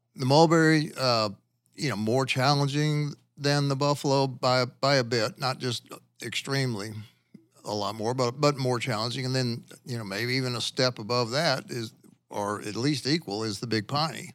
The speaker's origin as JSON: {"language": "English", "region": "Louisiana", "country": "United States", "moved": "as an adult", "lives_now": "Arkansas, United States", "said": "I'm from Louisiana"}